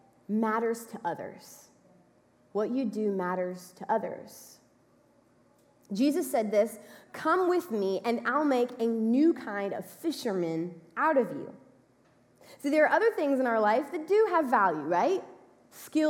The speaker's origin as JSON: {"language": "English", "region": "Texas", "country": "United States", "said": "we're from Texas"}